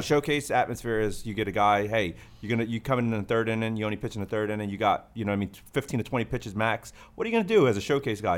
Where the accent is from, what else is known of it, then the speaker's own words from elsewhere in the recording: Northeast, United States; I'm from the Northeast